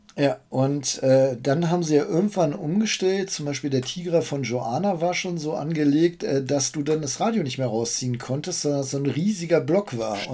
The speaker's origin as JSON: {"language": "German", "town": "Bückeburg", "region": "Lower Saxony", "country": "Germany", "tie": "born or raised there", "said": "ich bin in Bückeburg aufgewachsen, so eine typische Kleinstadt"}